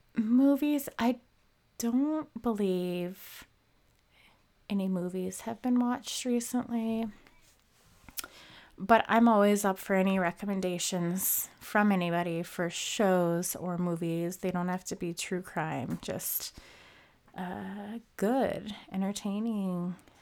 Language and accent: English; Minnesota, United States; movie Fargo takes place, which is not Fargo, but in Minnesota. I don't know if you could tell from my accent. Apparently, sometimes I have one, sometimes I don't.